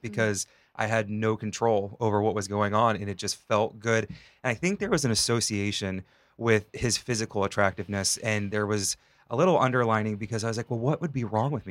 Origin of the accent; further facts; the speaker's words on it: Northwest Ohio, United States; moved away; I grew up in Northwest Ohio, it was very rural